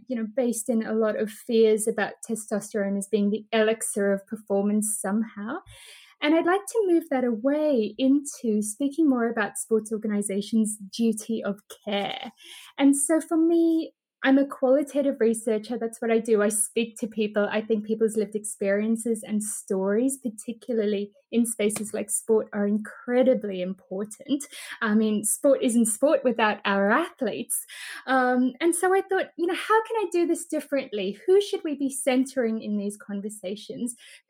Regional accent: South Africa; also born or lived in Australia; So I'm South African and I went over to Australia to go and do my PhD research there.

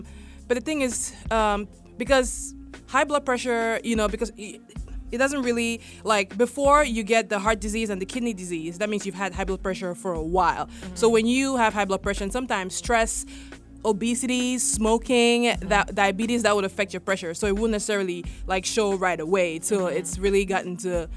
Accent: Baltimore, Maryland, United States; I come from Baltimore. So in West Baltimore, we have a food desert

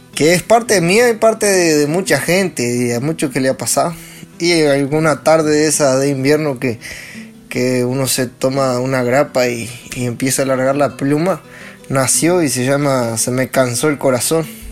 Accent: Los Cerrillos, Canelones, Uruguay; soy acá de los cerrillos, Canelón de donde era Juan Pedro López

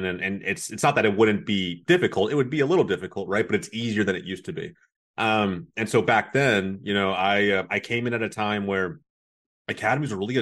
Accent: Dallas, Texas, United States; also born or lived in Chicago; growing up in Dallas, even though I was born in Chicago, I was only there for, you know, a short time in my childhood, and I spent most of my time in Dallas

